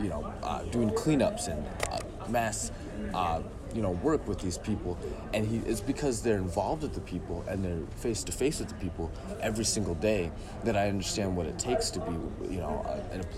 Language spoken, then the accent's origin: English; Millington, Michigan, United States; also born or lived in Grand Blanc, Michigan; I came from Millington originally, actually